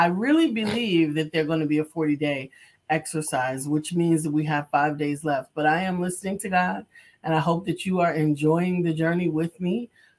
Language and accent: English; New York, United States; born or raised there; now in Charlotte, United States